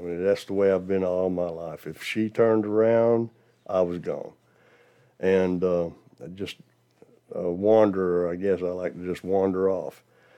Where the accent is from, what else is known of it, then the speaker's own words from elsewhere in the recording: Dachau, Bavaria, Germany; born there; You have to consider I was born in Germany in 1949. And the town was called Dachau, not to be confused with the concentration camp.